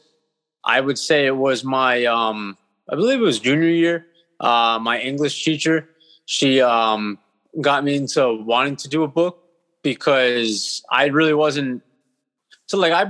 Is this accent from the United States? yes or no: yes; Hawthorne, New Jersey, United States; now in Bloomfield, United States; originally I was from Hawthorne, and then I live in Bloomfield at the moment.